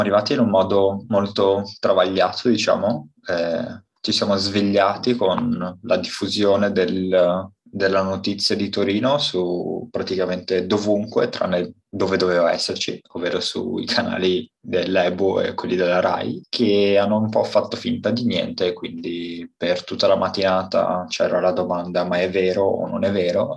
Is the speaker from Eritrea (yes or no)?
no; Romania; now in Italy; sono rumeno